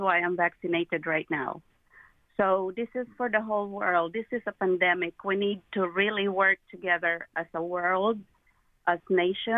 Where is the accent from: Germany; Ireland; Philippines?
Philippines; now in United States; I am an immigrant from the Philippines